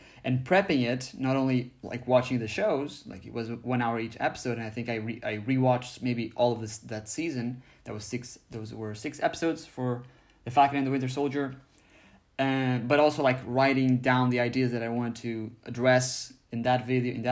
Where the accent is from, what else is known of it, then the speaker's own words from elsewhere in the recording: Portugal; in my home country of Portugal